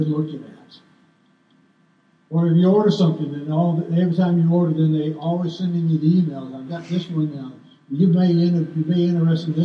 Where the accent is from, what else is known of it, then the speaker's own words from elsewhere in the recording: California, United States; We grew up in California and we had the carousel there